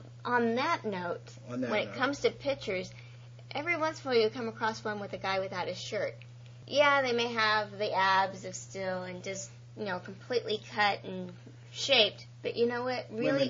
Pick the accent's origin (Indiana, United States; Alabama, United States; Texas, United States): Texas, United States; I'm from Texas